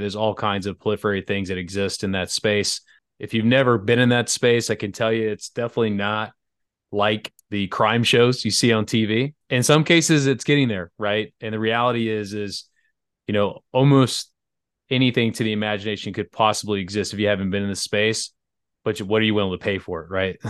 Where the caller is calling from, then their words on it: Atlanta, Georgia, United States; I'm calling in from Atlanta, Georgia, in the U S